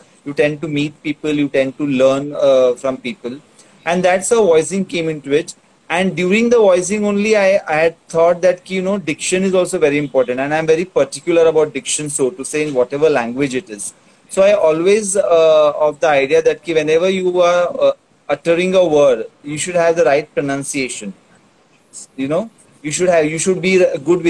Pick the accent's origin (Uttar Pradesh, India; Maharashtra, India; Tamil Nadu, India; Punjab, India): Maharashtra, India; Mumbai; first language Tulu; English is a second language; also born or lived in Karnataka; I am from Karnataka. I mean, hailing from Karnataka, born and brought up in Mumbai only